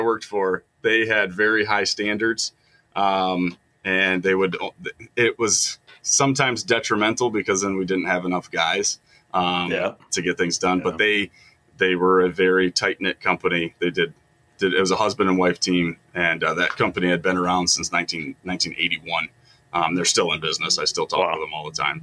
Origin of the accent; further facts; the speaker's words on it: Kalamazoo, Michigan, United States; my dad previously owned a company down in Kalamazoo, which is where we're originally from